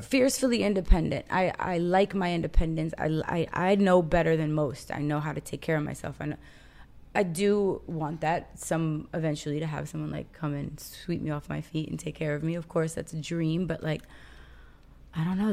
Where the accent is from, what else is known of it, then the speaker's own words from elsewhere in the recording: Los Angeles, California, United States; I am from Los Angeles, California